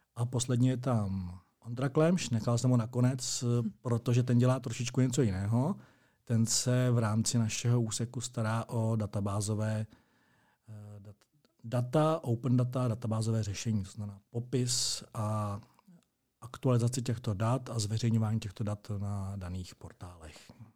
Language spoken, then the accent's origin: Czech; Strakonice, South Bohemian Region, Czechia; moved away as an adult; now in Plzeň, Czech Republic; narodil jsem se ve Strakonicích, absolvoval jsem tam základní a střední docházku, to znamená základní školu a gymnázium